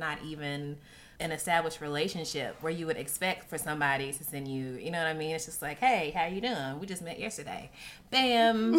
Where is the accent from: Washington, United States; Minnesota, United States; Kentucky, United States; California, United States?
Kentucky, United States; Louisville; I'm from Louisville, Kentucky